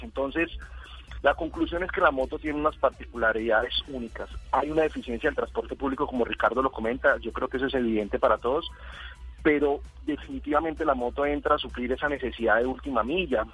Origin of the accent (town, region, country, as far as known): Colombia